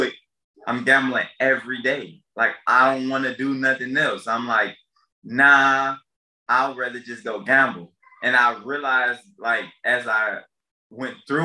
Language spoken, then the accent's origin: English; Detroit, Michigan, United States; I grew up in Detroit